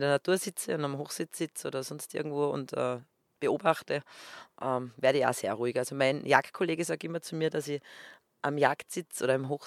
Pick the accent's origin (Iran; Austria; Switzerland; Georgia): Austria; western Austria; So ist es halt einmal bei uns im Westen von Österreich. Da gibt es ein Skigebiet neben dem anderen.